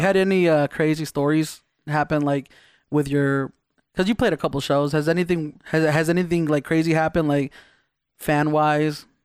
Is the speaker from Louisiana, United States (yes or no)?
no; Las Vegas, Nevada, United States; also born or lived in East Los Angeles, United States / Baja California, Mexico; we moved to Vegas